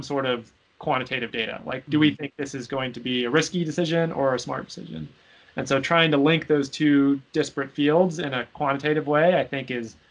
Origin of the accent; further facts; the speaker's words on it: Seattle, Washington, United States; I'm from Seattle. Hurricanes were not a challenge that we thought about frequently in Seattle